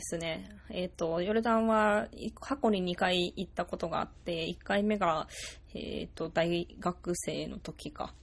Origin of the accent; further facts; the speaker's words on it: Japan; moved away; 日本っていう国で生まれて